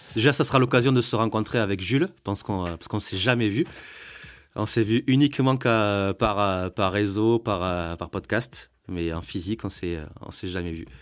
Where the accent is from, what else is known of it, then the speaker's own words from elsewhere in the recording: Agen, Nouvelle-Aquitaine, France; accent: southwest; je suis d'Agen